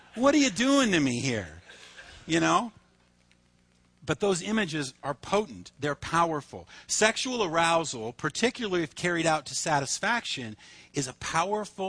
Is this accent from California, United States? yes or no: yes; Reedley, California, United States; also born or lived in Fullerton; I grew up in Reedley